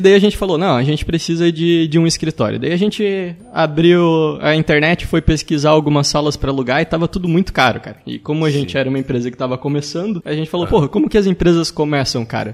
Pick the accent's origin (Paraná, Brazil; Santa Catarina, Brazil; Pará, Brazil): Santa Catarina, Brazil; Joinville; sou de Joinville, Santa Catarina